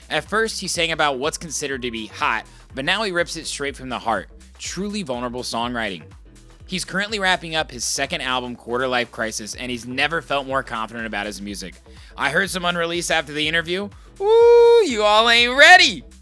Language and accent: English; Indiana, United States; You know, I told you I was from Indiana.